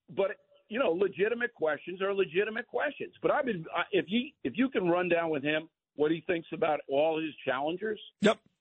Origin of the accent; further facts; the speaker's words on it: Levittown, New York, United States; I was raised in Levittown